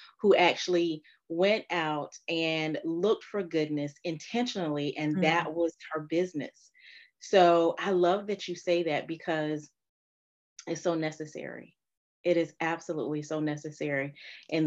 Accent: Fayetteville, North Carolina, United States; now in Richmond, United States; I am a North Carolina girl and Raleigh is right up the road from where I'm actually from, which is Fayetteville, North Carolina

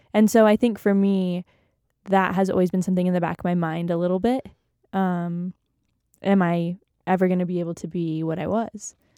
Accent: San Jose, California, United States; moved away as an adult; also born or lived in Malibu, California; now in Utah, United States; I loved growing up in California. I pretty much lived in the same house my whole life in a little suburb called the Almaden Valley.

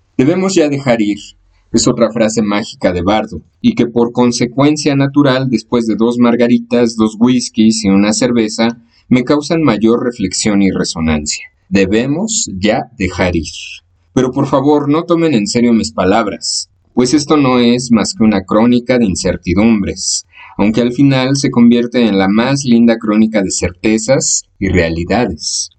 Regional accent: Mexico; soy mexicano

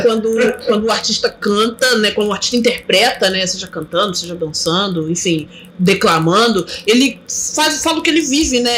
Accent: Mesquita, Rio de Janeiro, Brazil; also born or lived in Belford Roxo; Então, eu nasci aqui, mas fui criada aqui, no, aqui do lado, em Mesquita

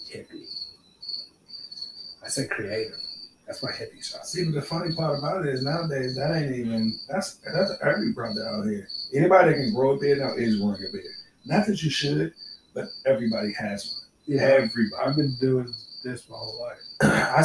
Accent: Salisbury, North Carolina, United States; born there; As any good reggae story starts, I was born in Salisbury, North Carolina.

